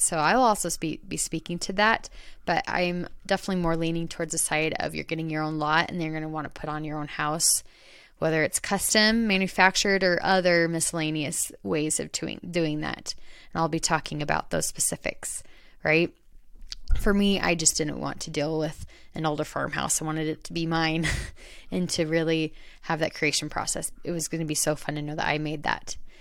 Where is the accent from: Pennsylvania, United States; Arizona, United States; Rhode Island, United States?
Arizona, United States; Queen Creek; I grew up in Arizona, in more of the countryside of Arizona. It's called Queen Creek, Arizona.